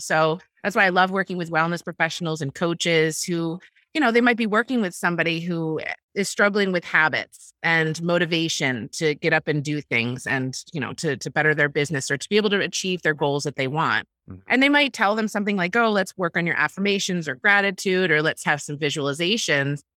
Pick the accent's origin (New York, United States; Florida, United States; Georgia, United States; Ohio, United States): New York, United States; Ithaca; I grew up in Ithaca, New York, which is in upstate New York